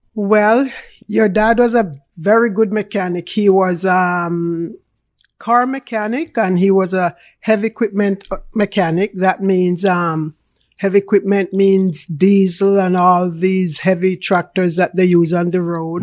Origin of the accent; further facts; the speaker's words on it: Jamaica; accent: Jamaican; now in Canada; I am a real Jamaican. You can hear that in my accent. So it's real Jamaican